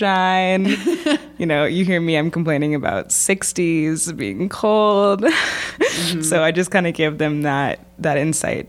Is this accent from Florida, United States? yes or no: no; Portland, Oregon, United States; moved away as an adult; now in Tucson, United States; I moved to Arizona from Portland, Oregon when I was 18